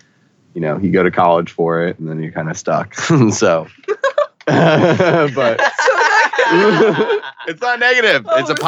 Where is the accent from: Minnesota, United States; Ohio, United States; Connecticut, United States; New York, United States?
New York, United States; New York City; because I came from New York City and I had like rap and like …